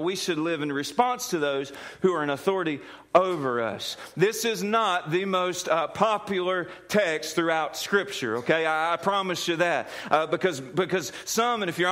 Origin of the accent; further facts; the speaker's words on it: United States; who happens to be an American